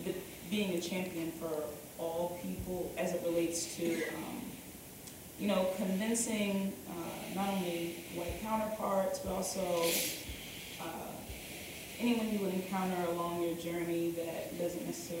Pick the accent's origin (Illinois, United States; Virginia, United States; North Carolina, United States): Virginia, United States; Hampton; I'm from Hampton, Virginia.